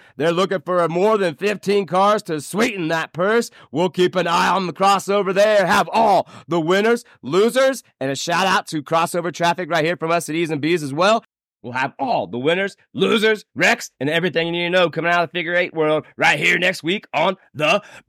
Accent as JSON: {"language": "English", "town": "Anderson", "country": "United States", "tie": "born or raised there", "moved": "yes", "lives_now": "Colorado, United States", "said": "my hometown of Anderson."}